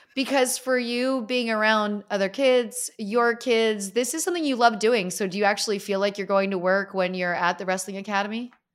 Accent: Easton, Pennsylvania, United States; I grew up in Easton, Pennsylvania, home of Larry

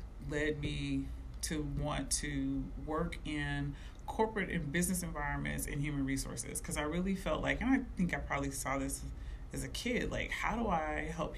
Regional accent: Dayton, Ohio, United States; moved away as an adult; also born or lived in East Coast; being a kid growing up in Dayton

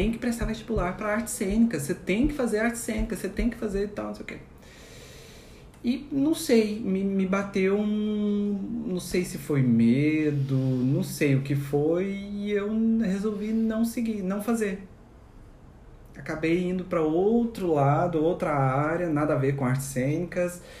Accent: Minas Gerais, Brazil; now in Santos, Brazil; porque eu vim do interior de Minas Gerais, né, para uma cidade bem maior aqui, em Santos.

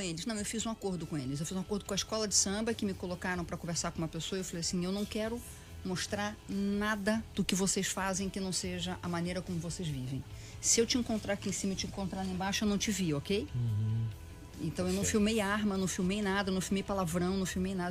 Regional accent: Petrópolis, Rio de Janeiro, Brazil; Eu nasci em Petrópolis, numa cidade na Serra do Rio de Janeiro.

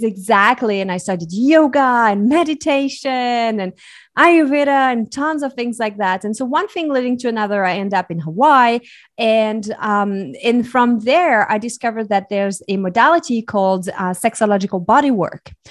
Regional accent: Switzerland; So I was born and raised in Switzerland.

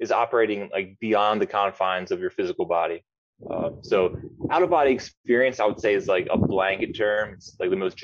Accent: Atlantic City, New Jersey, United States; moved away as an adult; now in Brazil; I'm from Atlantic City, New Jersey. I live in Brazil now. I've been living here for about 9 years.

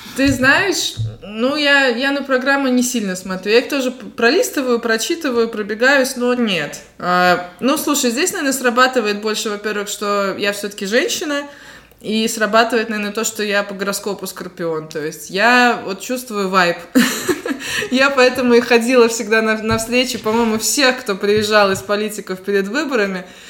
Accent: Latgale, Latvia; я приехала из Латгали

